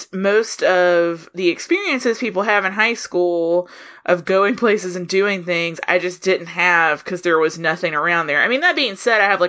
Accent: Soperton, Georgia, United States; moved away; I'm from Soperton, Georgia, which is a super small town in South Georgia.

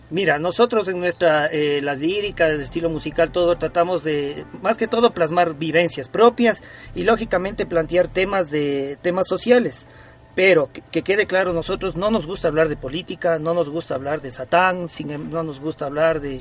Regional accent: Ecuador; somos una banda ecuatoriana, ¿no? orgullosamente ecuatoriana

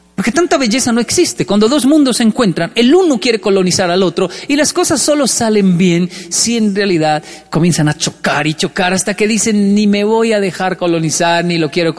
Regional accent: Colombia; moved away; also born or lived in Japan; Yo era más feliz en mi infancia en Colombia, en barrios pobres.

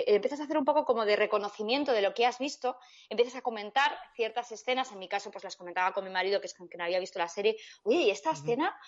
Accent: Spain; yo soy española

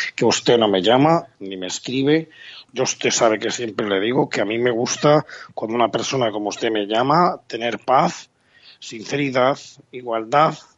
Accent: Valencian Community, Spain; yo soy valenciano como a mucha honra

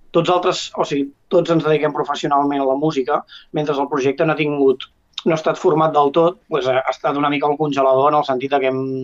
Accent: Ripoll, Catalonia, Spain; Jo, com que sóc de Ripoll

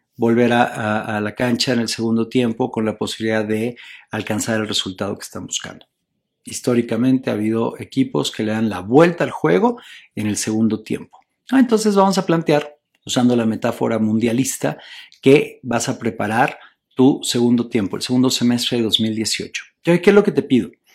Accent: Mexico; en mi país, en México

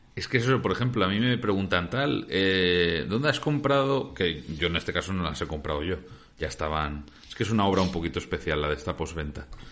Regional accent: Valencia, Valencian Community, Spain; nosotros que somos de Valencia

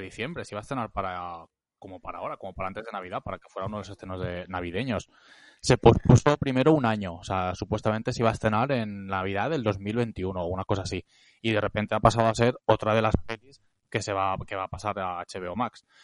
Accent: Reus, Catalonia, Spain; now in Barcelona, Spain; yo soy de Reus

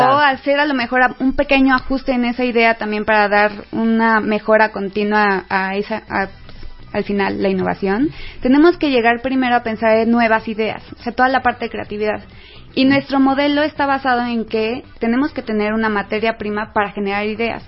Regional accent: Mexico; somos mexicanos y nos encanta la fiesta y los asuetos nacionales

